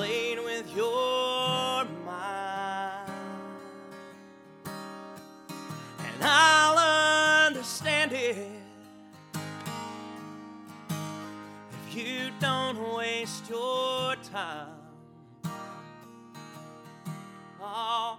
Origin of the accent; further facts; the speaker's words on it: Ashland, Kentucky, United States; I'm from Ashland, Kentucky